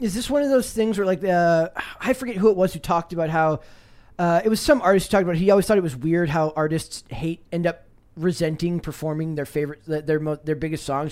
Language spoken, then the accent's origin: English; Minnesota, United States; I'm from Minnesota